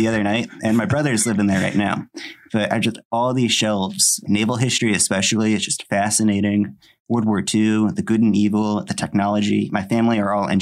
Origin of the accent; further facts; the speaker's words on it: Fort Wayne, Indiana, United States; I'm from St. Elizabeth's in Fort Wayne.